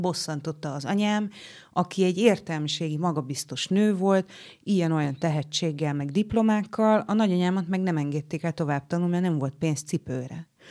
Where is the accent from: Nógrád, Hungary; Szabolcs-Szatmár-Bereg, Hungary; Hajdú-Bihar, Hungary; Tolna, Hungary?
Szabolcs-Szatmár-Bereg, Hungary; Nyíregyháza; accent: Szabolcs; moved away as an adult; also born or lived in Oros; now in Budapest, Hungary; én keleti voltam a saját szülővárosomban, keleti voltam, mert hogy a szülővárosom mellett, Nyíregyházam mellett egy faluban, ö, éltünk oroson